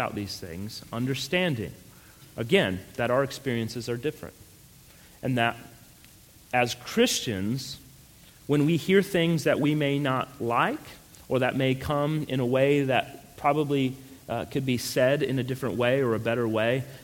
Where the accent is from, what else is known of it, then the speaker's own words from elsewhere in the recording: Colorado, United States; moved away; also born or lived in New Mexico; I grew up out west in Colorado, and then I lived, unfortunately, in New Mexico for 4 years.